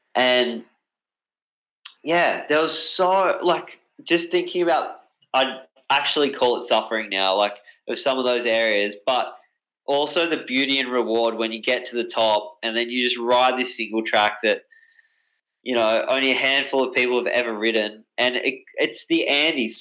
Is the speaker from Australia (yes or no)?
yes; Australia; my hometown. Um, and because Australia is such a big place